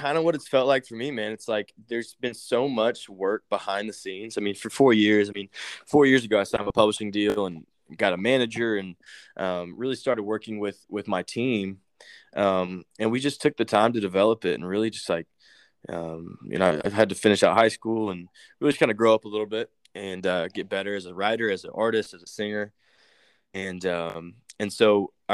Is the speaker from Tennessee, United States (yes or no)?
yes; Nashville, Tennessee, United States; I grew up in Nashville